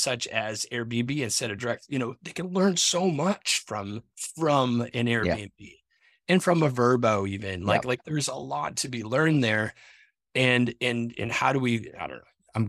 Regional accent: New England, United States; moved away; I'm from New England, right? And we moved out of New England. Used to go back to.

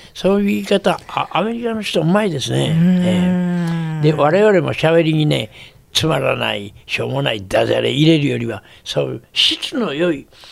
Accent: Kansai, Japan; accent: Kansai-ben; also born or lived in Tokyo; 東京で「ザ・リクエストショー」という歌謡番組をテレビで持った時ね関西弁でやった

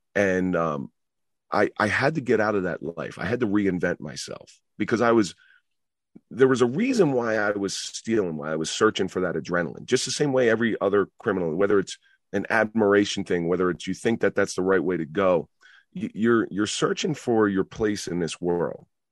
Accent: Atlantic City, New Jersey, United States; also born or lived in Roseland, New Jersey; the people I grew up in around Atlantic City

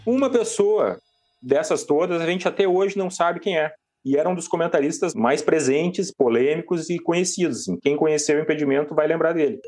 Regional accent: Porto Alegre, Rio Grande do Sul, Brazil; moved away as an adult; now in Criciúma, Brazil; Eu sou de Porto Alegre, mas eu moro em Criciúma há sete anos

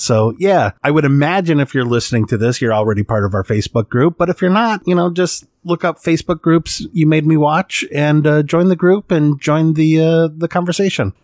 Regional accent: Midwest of the United States, United States; I'm from the Midwest of the United States.

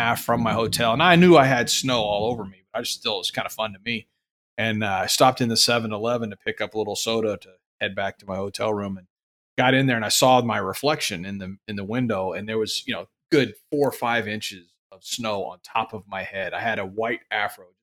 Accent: Houston, Texas, United States; I'm from Houston

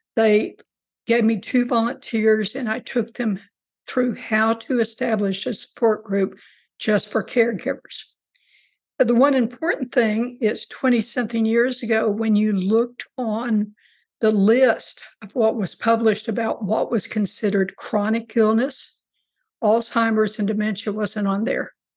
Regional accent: Rio Grande Valley, South Texas, United States; also born or lived in Corpus Christi, Texas; now in New Braunfels, United States; I grew up in, in very, very South Texas in uh, the Rio Grande Valley

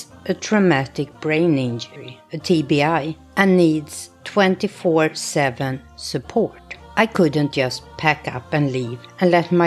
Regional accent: Tyresö, Stockholm County, Sweden; moved away as an adult; now in New Jersey, United States; I grew up in a suburb south of Stockholm called Tyresö.

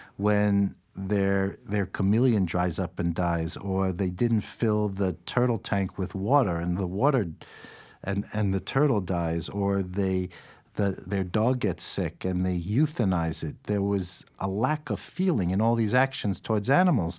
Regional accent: New York City, New York, United States; I grew up in New York City

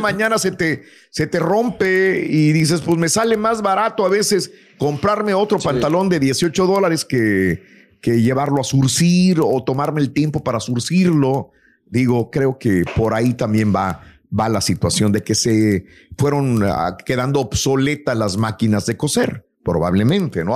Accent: Matamoros, Tamaulipas, Mexico; en mi pueblo, soy de Matamoros, se juega mucho béisbol y jugué yo mucho béisbol eh, de niño

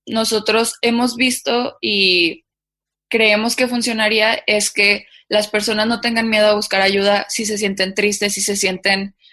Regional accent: Mexico

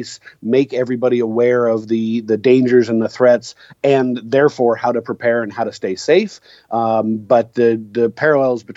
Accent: Seattle, Washington, United States; my hometown of Seattle

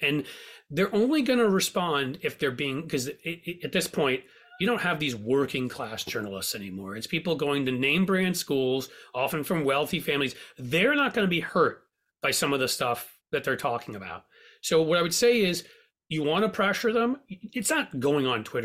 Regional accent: New York, United States; I grew up in New York

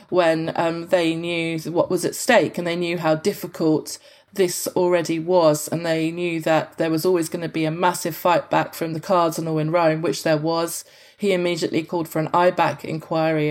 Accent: London, United Kingdom; moved away as an adult; now in Australia; I'm from London.

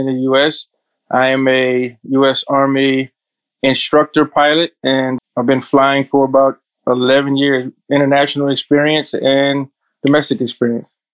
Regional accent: South Korea; English is a second language; moved away as an adult; also born or lived in Phoenix, Arizona, United States; I'm from Korea, uh, South Korea, but I got trained in Phoenix, Arizona, US

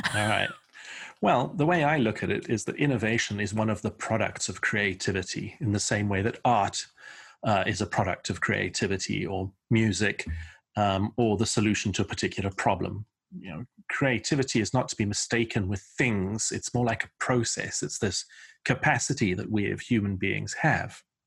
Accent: South Africa; moved away as an adult; also born or lived in Portsmouth, England / London, England; I was born in a harbour town called Portsmouth in the southeast of England, and my family emigrated by ship to South Africa in nineteen seventy-four, uh, which is where I went to school, went to university

